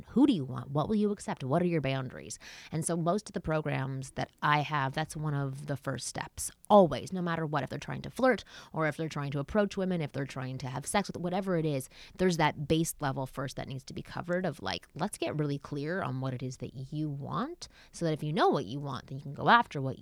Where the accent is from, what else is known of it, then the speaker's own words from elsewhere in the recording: Canada; I'm Canadian